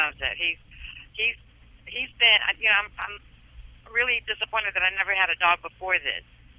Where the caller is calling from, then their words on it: Maryland, United States; Right now I'm calling in from Maryland.